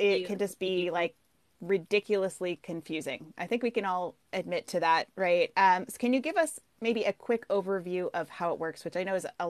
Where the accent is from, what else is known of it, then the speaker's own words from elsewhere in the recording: Oregon, United States; also born or lived in Ireland / Baltimore; I love Oregon and I grew up here. This is like my home state. I did move several other places around the world. I lived in Ireland for a while